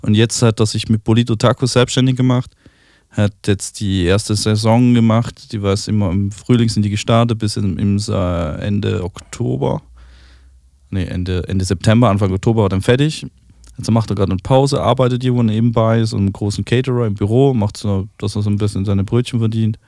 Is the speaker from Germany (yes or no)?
no; Switzerland; da, wo ich herkomme, in der Schweiz